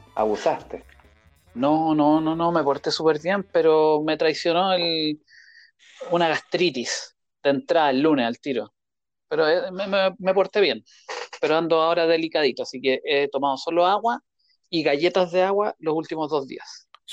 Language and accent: Spanish; Chile; como nosotros somos chilenos